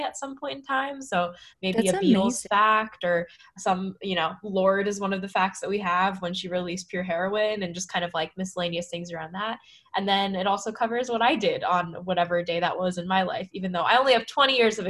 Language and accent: English; Bay Area, California, United States; moved away as an adult; also born or lived in San Francisco; now in Brooklyn, United States; growing up in the Bay Area